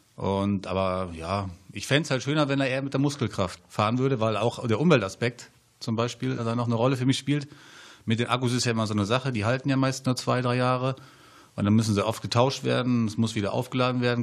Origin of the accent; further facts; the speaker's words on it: Hanover, Lower Saxony, Germany; moved away as an adult; ich komme ja aus Hannover und dort ist es halt sehr flach